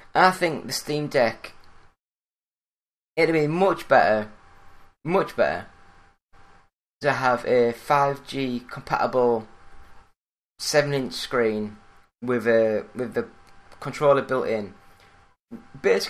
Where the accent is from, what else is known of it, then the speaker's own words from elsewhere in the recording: Yorkshire and the Humber, United Kingdom; I am British. I am from Yorkshire